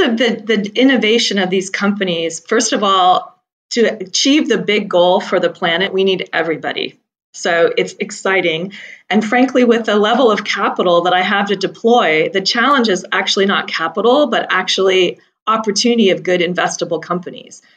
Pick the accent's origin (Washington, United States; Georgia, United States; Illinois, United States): Washington, United States; Seattle; I grew up in Seattle, Washington, hugging trees